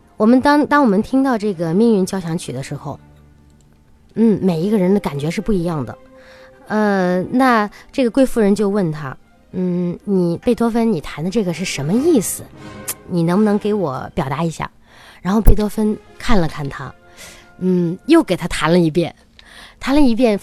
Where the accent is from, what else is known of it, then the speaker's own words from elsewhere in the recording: China; 我们中国人